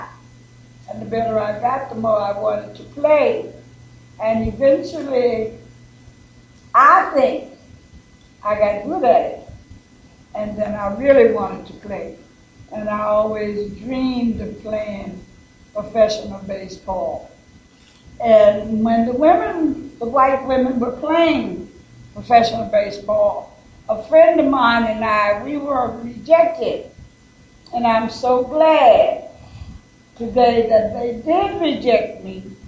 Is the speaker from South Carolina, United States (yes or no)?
yes; South Carolina, United States; moved away; also born or lived in Washington, D.C.; I was born in South Carolina